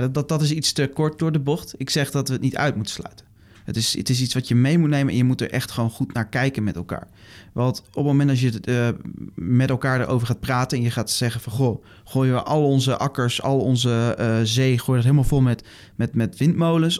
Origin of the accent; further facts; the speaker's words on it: Netherlands; ons bestaan als Nederlanders